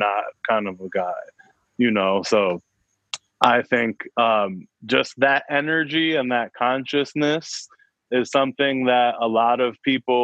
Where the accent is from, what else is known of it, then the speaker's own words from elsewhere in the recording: New York, United States; I'm from New York